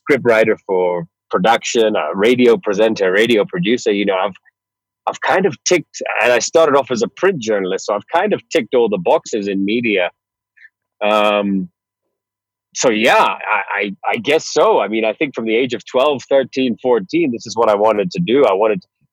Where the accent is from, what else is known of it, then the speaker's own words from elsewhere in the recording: Northeast Florida, United States; also born or lived in Nanyuki, Kenya; most of my schooling was done in Northeast Florida from the age of maybe 8 years old up through university